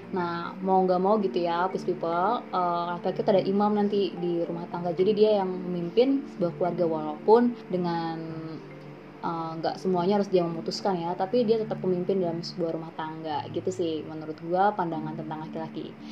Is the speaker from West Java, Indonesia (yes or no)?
no; Cilegon, Banten, Indonesia; uh, gue dari Cilegon Kegiatan gue saat ini mengajar di salah satu SMK di kota Serang